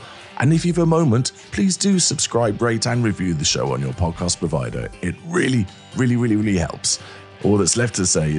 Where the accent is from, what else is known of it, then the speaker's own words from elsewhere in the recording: London, United Kingdom; As a Brit, as a Londoner